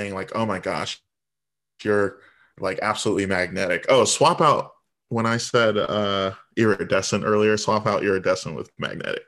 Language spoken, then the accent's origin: English; Virginia Beach, Virginia, United States; also born or lived in Chicago; now in Washington, D.C., United States; I was born in Chicago, but I was raised in Virginia Beach, and now I'm in D C